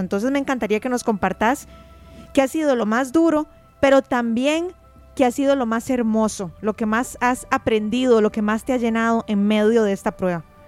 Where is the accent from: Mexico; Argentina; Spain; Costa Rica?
Costa Rica; somos muchos los costarricenses